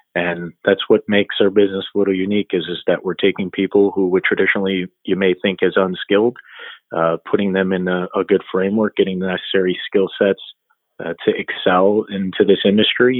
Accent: Royal Oak, Michigan, United States; moved away as an adult; also born or lived in Chicago, Illinois / North Carolina; I was born in Michigan and lived in a small town called Royal Oak.

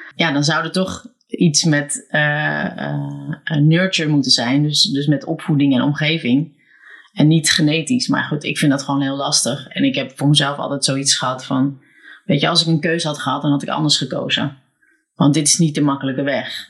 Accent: Alkmaar, North Holland, Netherlands; born or raised there

